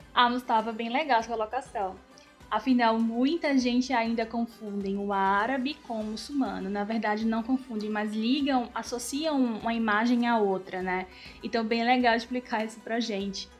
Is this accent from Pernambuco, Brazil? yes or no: yes; Recife, Pernambuco, Brazil; Sou de Recife, Recife em Pernambuco